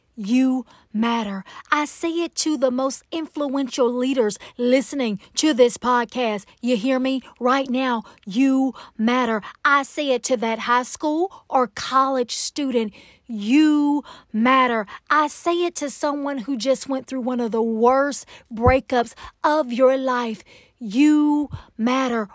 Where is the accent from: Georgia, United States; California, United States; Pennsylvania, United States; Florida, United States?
Georgia, United States; Atlanta; accent: Southern; I am from Atlanta, Georgia, Can you tell? I am a true Southern Belle